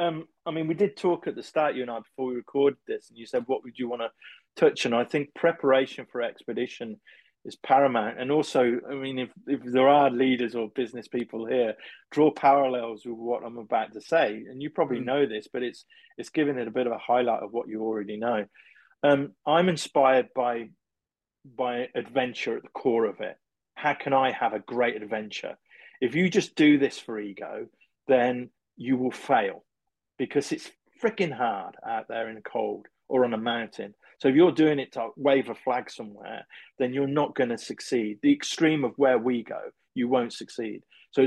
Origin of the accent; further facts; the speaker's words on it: England, United Kingdom; being English